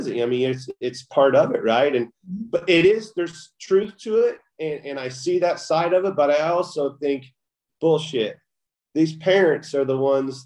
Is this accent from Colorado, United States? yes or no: no; Kansas, United States; I grew up in the Midwest